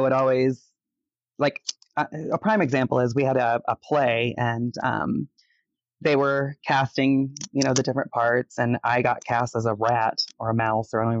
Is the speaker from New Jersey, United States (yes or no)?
no; Florida, United States; moved away as an adult; also born or lived in Detroit, Michigan; now in Las Vegas, United States; I've lived in the state of Florida my entire life, all the way from south to north